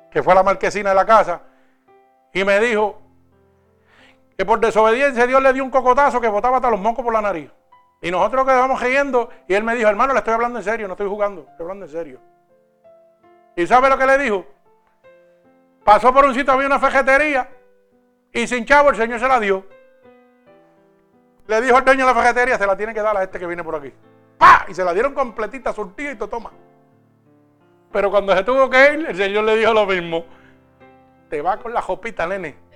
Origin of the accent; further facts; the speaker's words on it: Puerto Rico; now in New York, United States; cuando yo vine de Puerto Rico a Nueva York, vinimos con una máquina espiral y más nada.